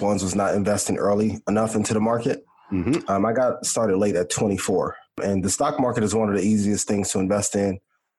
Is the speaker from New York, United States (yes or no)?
no; East Chicago, Indiana, United States; when I was a kid growing up in Northwest Indiana